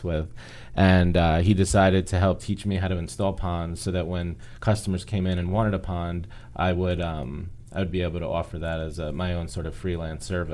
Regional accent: Northport, New York, United States; I'm from Long Island, New York, in a small town called Northport on the Water

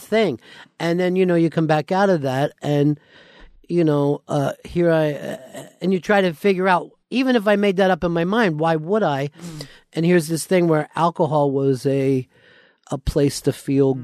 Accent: outside of Philly, Pennsylvania, United States; moved away; also born or lived in Florida; I grew up outside of Philly

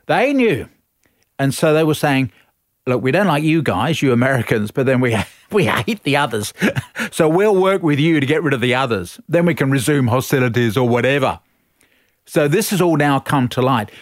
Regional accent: Australia; we're all Australian

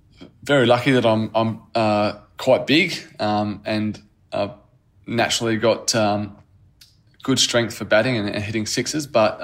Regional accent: Australia; as an international sportsman, as an Australian cricketer of a very proud cricketing nation, you know, fans are so passionate, and that's what I love most about the Australian fans

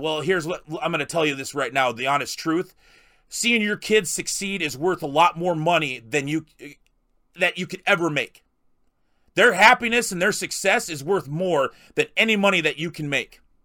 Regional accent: South Dakota, United States; I'm a South Dakota guy. I, I grew up in South Dakota

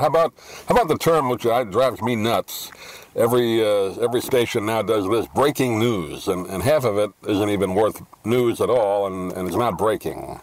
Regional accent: New York, United States; particularly growing up in New York, where you know you're right in the middle of it all

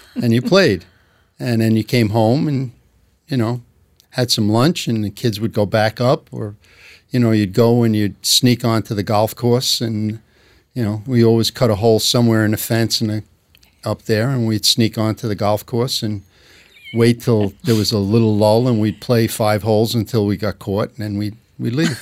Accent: New York City, New York, United States; accent: New York; I grew up in, uh, Glendale, Queens

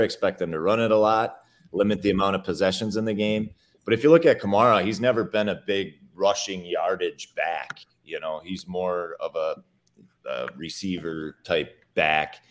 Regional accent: Minnesota, United States; I'm from Minnesota, so I watch every Vikings game.

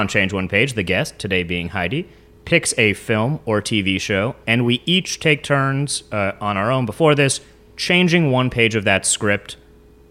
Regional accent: West Hollywood, California, United States; I'm from West Hollywood

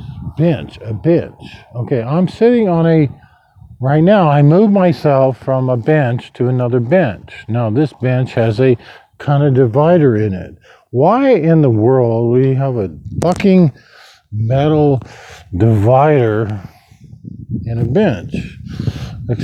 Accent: Lincoln, Nebraska, United States; moved away; my hometown in Lincoln, Nebraska

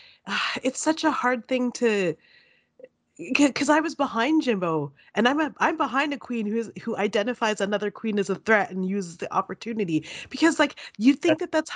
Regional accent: Canada; As a viewer and a Canadian, I'm shocked.

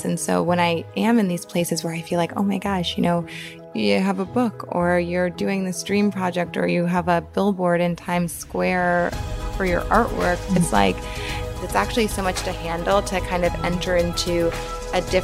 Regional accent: New Orleans, Louisiana, United States; now in New York, United States; I am from New Orleans, Louisiana, which is in the south of America, of the US. And I grew up in a place that is pretty racist

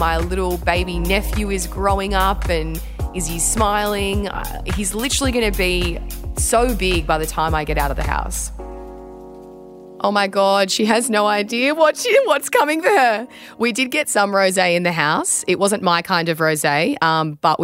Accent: Australia; I'm former Australian beach sprinter and fitness trainer

